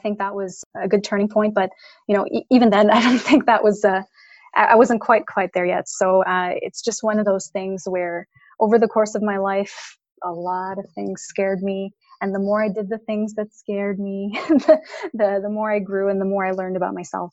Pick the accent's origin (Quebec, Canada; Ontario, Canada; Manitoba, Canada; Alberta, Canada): Quebec, Canada; Montreal; I'm born and raised in Montreal, Canada